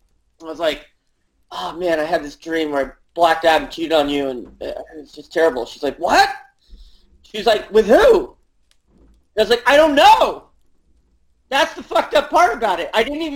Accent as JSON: {"language": "English", "town": "New York City", "region": "New York", "country": "United States", "tie": "born there", "also_born_or_lived": "Connecticut", "said": "in Connecticut, and then I went to like preschool up to first grade in a suburb of New York City. But I was born in Manhattan."}